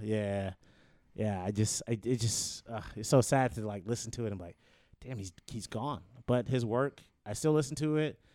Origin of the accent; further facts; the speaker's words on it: Detroit, Michigan, United States; moved away as an adult; also born or lived in Tallahassee, Florida; now in Los Angeles, United States; I'm born and raised in Detroit, Michigan